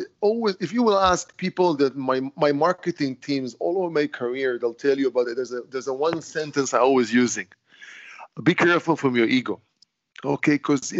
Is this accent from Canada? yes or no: no; Israel; born there; English is a second language; I was born in Israel, and I'm saying, you know, I'm 55 years old with 50 years experience in stone